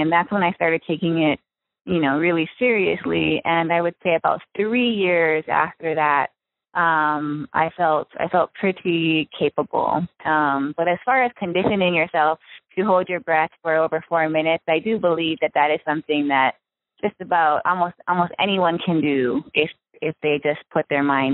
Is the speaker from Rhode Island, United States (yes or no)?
no; Maui, Hawaii, United States; I was born and raised in Hawaii. I grew up on the island of Maui